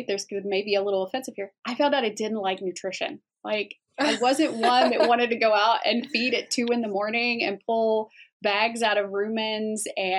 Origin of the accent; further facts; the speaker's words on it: Northeast Arkansas, United States; now in Iowa, United States; I grew up in Northeast Arkansas